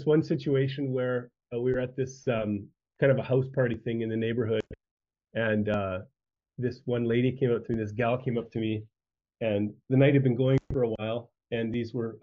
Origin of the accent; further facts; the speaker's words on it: Saskatchewan, Canada; moved away; I grew up in Saskatchewan, which one province over, and grew up on a small farming community. Grew up on a farm